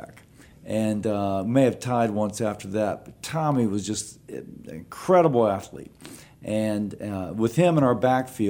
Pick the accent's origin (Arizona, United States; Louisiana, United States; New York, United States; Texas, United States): Louisiana, United States; here when I was 8 months old.